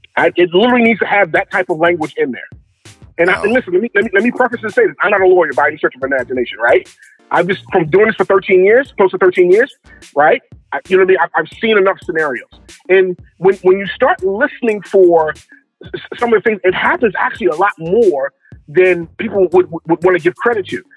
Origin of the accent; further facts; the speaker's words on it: Baltimore, Maryland, United States; I'm originally from Baltimore, Maryland